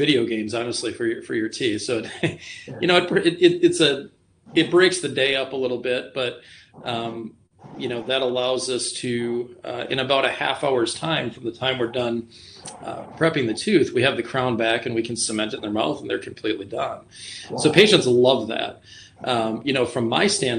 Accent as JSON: {"language": "English", "town": "Rhinelander", "region": "Wisconsin", "country": "United States", "tie": "born or raised there", "also_born_or_lived": "Green Bay", "lives_now": "Wausau, United States", "said": "I'm from Rhinelander originally."}